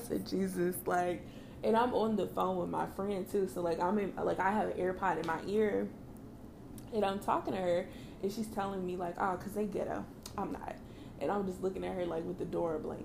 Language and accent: English; Kansas City, Missouri, United States; I'm from Kansas City